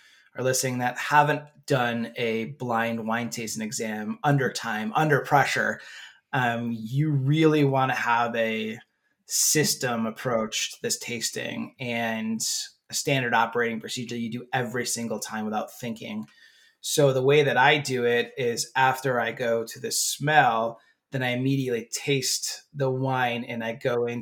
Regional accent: United States; moved away; Where I grew up in Wegmans

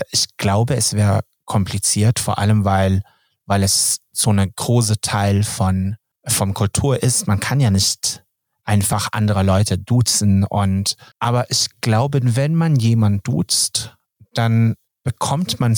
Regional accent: Sweden; German is a second language; Und als Schwede, dann, dann ist das, es hört sich zu doof an.

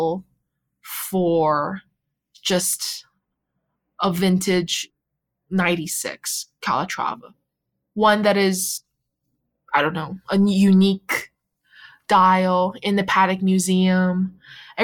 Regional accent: Canada; moved away as an adult; also born or lived in China / Vancouver, Canada; now in Boston, United States; I really grew up in Canada

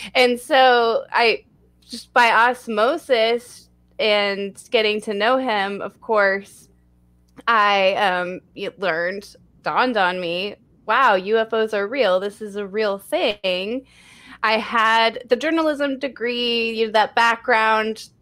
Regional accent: Texas, United States; my home state of Texas

